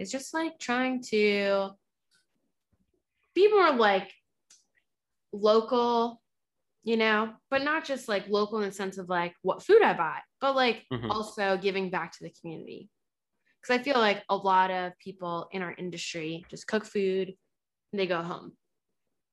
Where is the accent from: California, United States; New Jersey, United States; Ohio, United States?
New Jersey, United States; I grew up in Jersey because my family wanted to get out of the hood